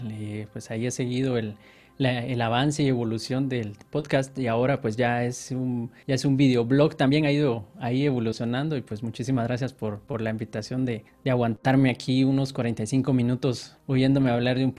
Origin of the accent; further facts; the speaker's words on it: Guatemala City, Guatemala Department, Guatemala; born there; De nacimiento, Guatemala, Guatemala. Guatemala, Guatemala.